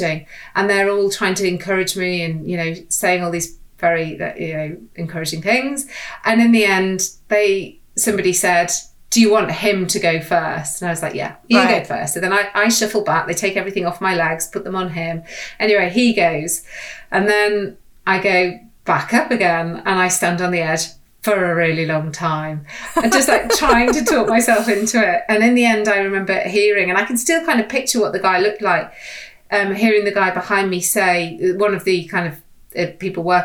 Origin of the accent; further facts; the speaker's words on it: the Wirral, North West England, United Kingdom; I grew up on the Wirral